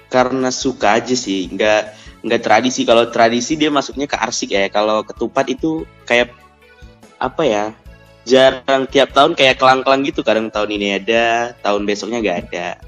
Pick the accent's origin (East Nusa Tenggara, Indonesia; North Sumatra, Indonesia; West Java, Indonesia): North Sumatra, Indonesia; Medan; Iya, dia gue dari Medan.